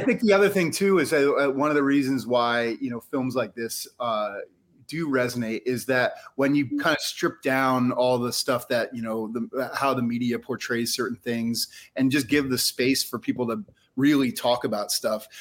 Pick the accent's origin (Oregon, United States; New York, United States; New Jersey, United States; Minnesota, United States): New Jersey, United States; moved away as an adult; now in Philadelphia, United States; I grew up in North Jersey, but I moved here in '93, so I've been here for 30 so, years.